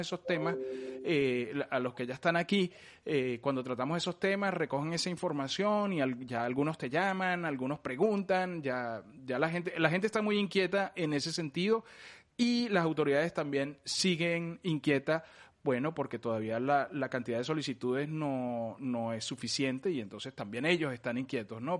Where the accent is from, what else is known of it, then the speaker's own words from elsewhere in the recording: Venezuela; moved away; yo soy venezolano